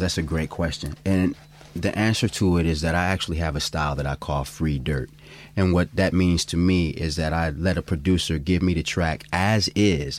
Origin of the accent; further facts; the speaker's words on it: Cleveland, Ohio, United States; now in Oakland, United States; I'm originally from Cleveland, Ohio